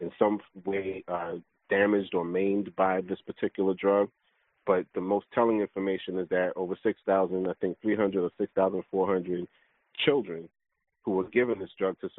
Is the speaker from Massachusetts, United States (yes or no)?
no; New York City, New York, United States; I knew a couple of them growing up in Brooklyn